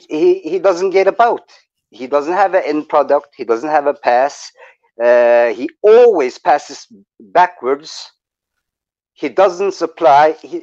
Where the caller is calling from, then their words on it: Norway; I'm calling from Norway, man.